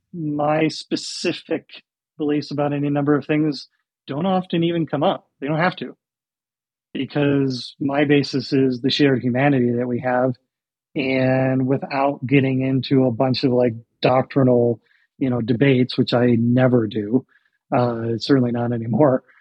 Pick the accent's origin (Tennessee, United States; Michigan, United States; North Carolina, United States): Michigan, United States; moved away as an adult; also born or lived in Washington; I grew up in Michigan